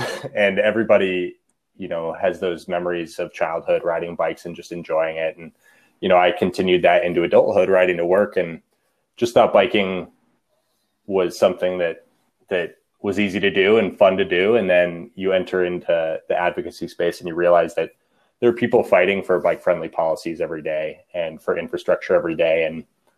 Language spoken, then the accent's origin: English; Denver, Colorado, United States; also born or lived in Washington State; I grew up in Denver, but studied journalism in Washington State and moved back to Denver a few years ago.